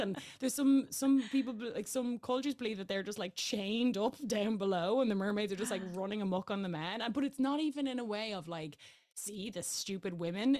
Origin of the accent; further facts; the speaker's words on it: Ireland; I am Irish